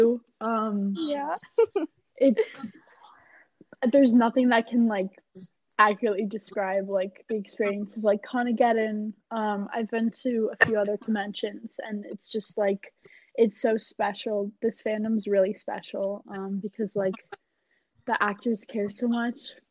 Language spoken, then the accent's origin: English; San Diego, California, United States; So we're from San Diego